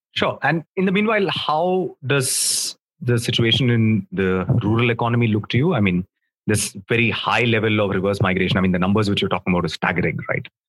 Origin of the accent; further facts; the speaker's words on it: Mumbai, Maharashtra, India; you and I come from Mumbai